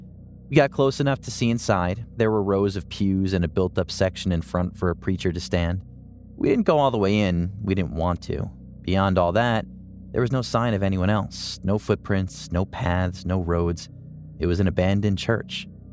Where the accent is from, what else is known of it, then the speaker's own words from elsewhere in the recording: Ohio, United States; I grew up in Ohio in the 70s, and me and my childhood friend Joe were outside all the time we could manage it.